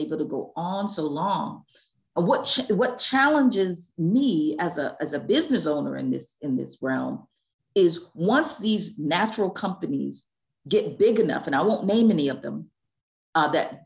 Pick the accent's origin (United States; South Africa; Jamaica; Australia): Jamaica; our country, Jamaica land we love